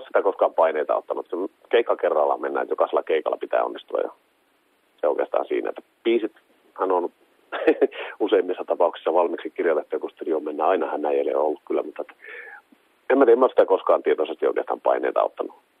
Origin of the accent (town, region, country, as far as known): Kemi, Lapland, Finland